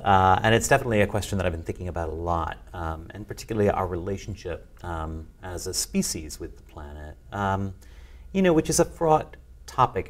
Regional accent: just outside of Chicago, Illinois, United States; I grew up just outside of Chicago

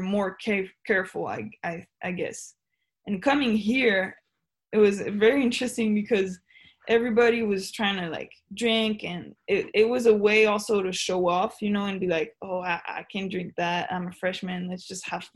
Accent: Switzerland; moved away as an adult; now in United States; I'm from Switzerland, I'm so far away from my home

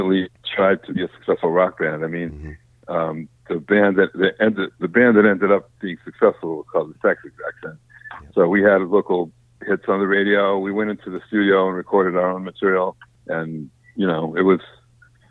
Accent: Minneapolis, Minnesota, United States; moved away as an adult; also born or lived in New Haven / Boston; I grew up in Minneapolis, Minnesota

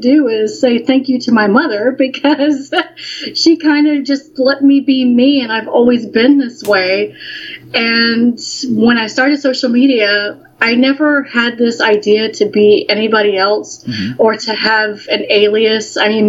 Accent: Alabama, United States; I am. No, I'm from Alabama.

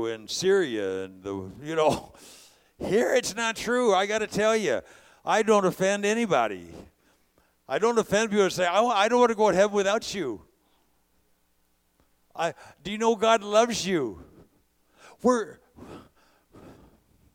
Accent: California, United States; I'm a California guy

